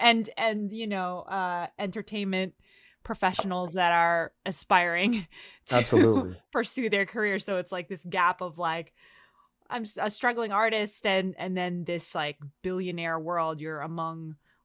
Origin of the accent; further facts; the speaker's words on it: New Jersey, United States; also born or lived in New York; now in California, United States; I'm from Jersey.